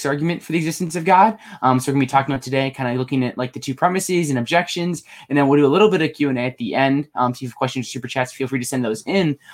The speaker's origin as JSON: {"language": "English", "region": "Pennsylvania", "country": "United States"}